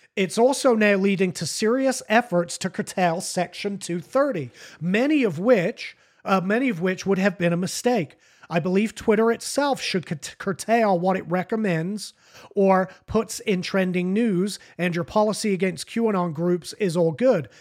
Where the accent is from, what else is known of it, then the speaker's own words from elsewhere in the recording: United Kingdom; now in United States; I consider myself an American, but I'm not an American. I'm a British citizen.